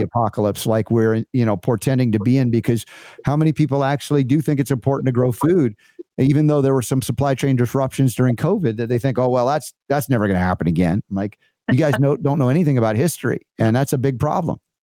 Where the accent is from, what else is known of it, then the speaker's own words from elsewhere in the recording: Atlanta, Georgia, United States; I grew up in Atlanta